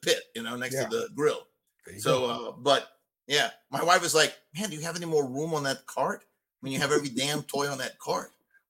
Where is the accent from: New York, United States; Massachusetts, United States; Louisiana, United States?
Louisiana, United States; New Orleans; we're from New Orleans